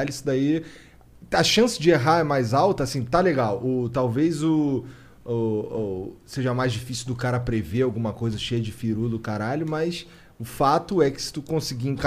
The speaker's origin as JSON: {"language": "Portuguese", "town": "Guarujá", "region": "São Paulo", "country": "Brazil", "said": "Sou do Guaru."}